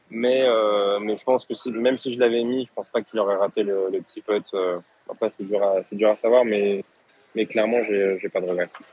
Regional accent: France; en tant que Français

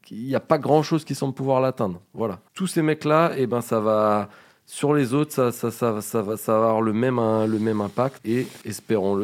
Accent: France; on est français

